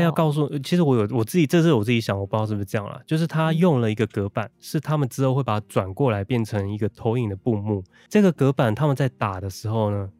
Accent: northern Taiwan, Taiwan; 因为其实我从小到大都在 就是在北部，我的爷爷也是外省人，所以我嗯。，其实他们在用都是这种北京腔在讲话，但我爸爸妈妈他们彼此会用台语，可是对我讲话是用国语

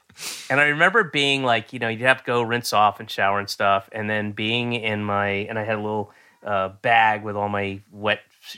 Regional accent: Roswell, Georgia, United States; also born or lived in Florida / Connecticut / New York; I was born in Georgia, and then I moved to Florida and lived there, and then I lived in a bunch of places in Connecticut and New York, and then moved back to Georgia, in Roswell, Georgia, when I was 9.

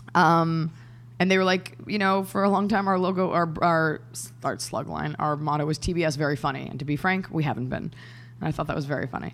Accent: Dallas, Texas, United States; I'm from Dallas, Texas

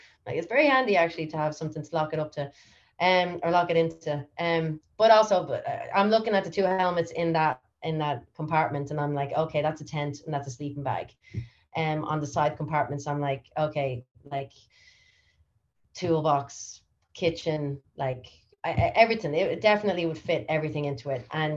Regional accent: Ireland; moved away as an adult; also born or lived in United States; now that I've returned home from America, and I was just in America for 6 years

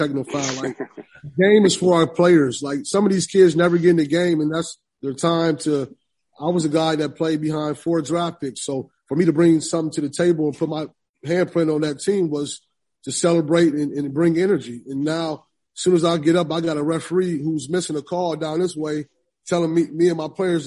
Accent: Illinois, United States; I'm being from Illinois and recruiting in Chicago

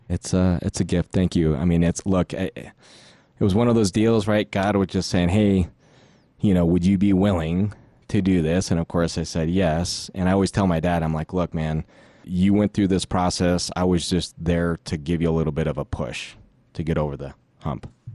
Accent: Denver, Colorado, United States; also born or lived in Philippines; I'm from actually Denver, Colorado

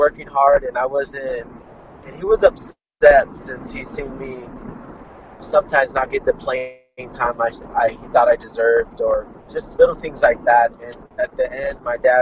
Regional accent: Fresno, California, United States; I'm from Fresno, California, United States of America

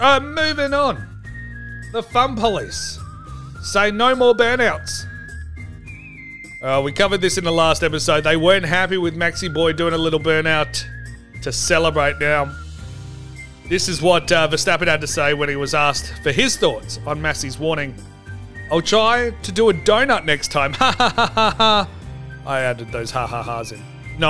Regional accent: Australia; I'm a huge Mark Webber fan. All right, I'm Australian. We have to. It's the law.

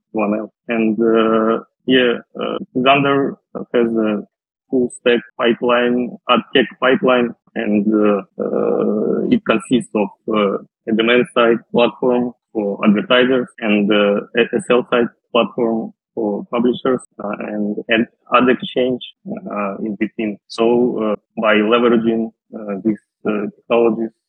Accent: Western Siberia, Russia; moved away as an adult; also born or lived in Moscow, Russia / France; Originally, I'm from Russia. I was born in a small city in Western Siberia

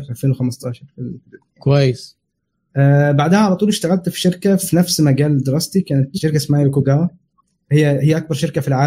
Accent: Saudi Arabia; now in United Kingdom; فانا عشت هناك تقريبا 25 سنه فكانت كل مراحل الدراسه مثلا ابتدائي واعدادي وثانوي كله هناك

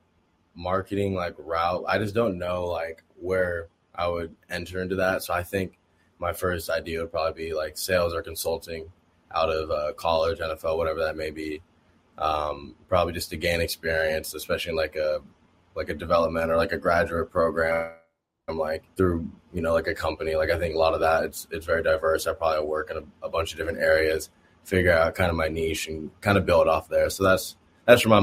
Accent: Oregon, United States; moved away as an adult; also born or lived in Indiana (Notre Dame); I came from Oregon

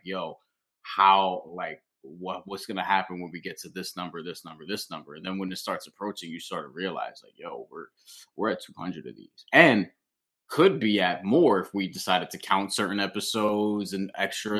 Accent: New York, United States; I'm from New York

